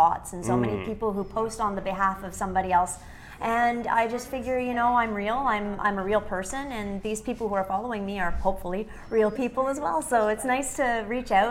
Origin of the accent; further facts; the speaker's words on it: Alberta, Canada; I got my adoption papers sent to me from Alberta because I was born in Alberta